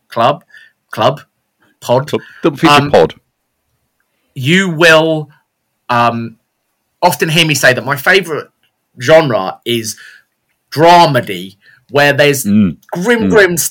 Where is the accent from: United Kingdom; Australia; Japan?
United Kingdom; we're British